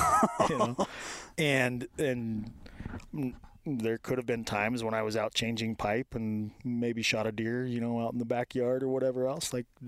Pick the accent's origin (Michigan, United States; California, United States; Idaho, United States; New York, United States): Idaho, United States; Moore; moved away as an adult; also born or lived in Reno, Nevada / Oklahoma; Moore, Idaho. Grew up in the middle of nowhere.